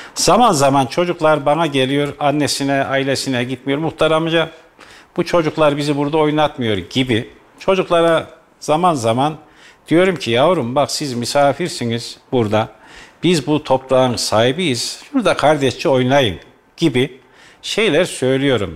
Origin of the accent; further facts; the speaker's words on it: Kayseri, Kayseri Province, Turkey; Eski Kayserimizde mahallemizde de eskiden